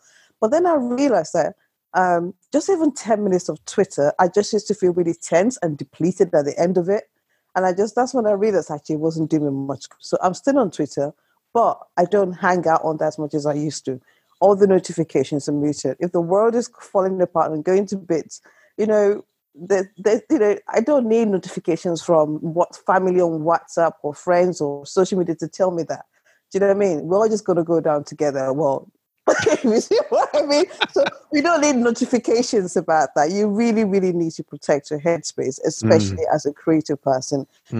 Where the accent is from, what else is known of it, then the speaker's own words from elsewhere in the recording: United Kingdom; check the weather, because I'm British and that's what we do.